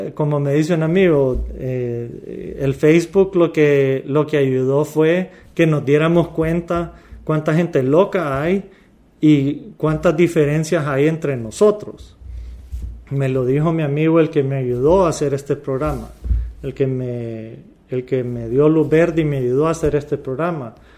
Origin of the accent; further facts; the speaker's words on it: Honduras; moved away as an adult; also born or lived in Louisiana, United States; yo soy hondureño, yo soy latino